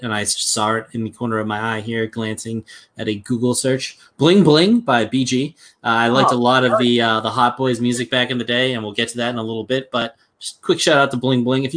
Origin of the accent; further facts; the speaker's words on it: New England, United States; accent: New England; my New England accent